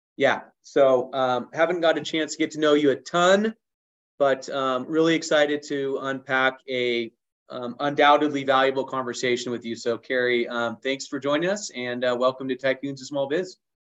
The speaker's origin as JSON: {"language": "English", "region": "Southern California", "country": "United States", "tie": "born or raised there", "said": "I grew up on the beach in Southern California"}